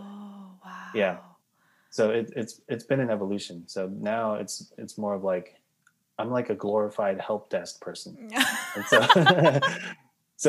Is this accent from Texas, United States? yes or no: no; New York, United States; I grew up in New York, went to Binghamton University